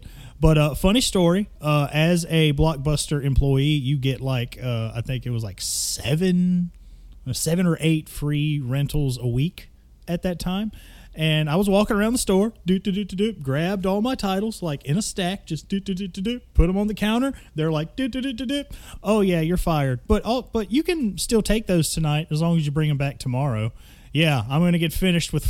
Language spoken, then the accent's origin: English; Mississippi, United States; I was born and raised in Mississippi